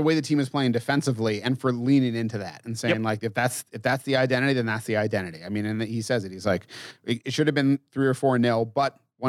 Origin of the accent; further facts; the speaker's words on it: Massachusetts, United States; I mean, I'm from Massachusetts and I'm from Western Mass, but people, when I went to college, were like, you don't have any accent at all.